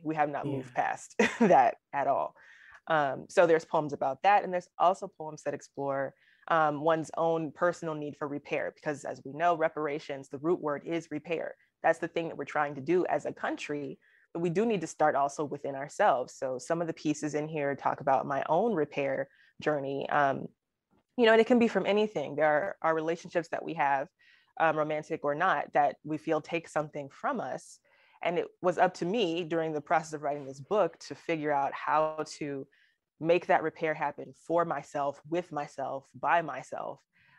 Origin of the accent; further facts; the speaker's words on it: Alabama, United States; people who don't know that I'm from Alabama, because I don't really have an accent, they'll, you know, when I say, oh, I'm from Alabama